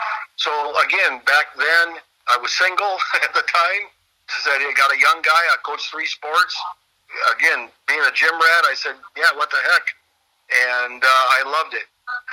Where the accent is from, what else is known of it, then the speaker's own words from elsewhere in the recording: Ottawa, Illinois, United States; I mean, I know I came from Ottawa, but just being in this class and being included in the Illinois Valley Hall of Fame is a great honor.